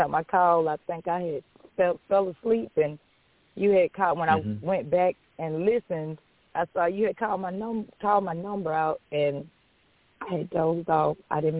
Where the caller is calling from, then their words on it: Athens, Georgia, United States; I'm calling from Athens, Georgia.